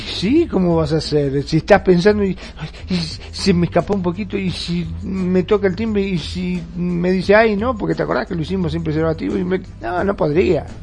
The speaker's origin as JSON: {"language": "Spanish", "country": "Argentina", "said": "ahora aquí en mi país, en Argentina"}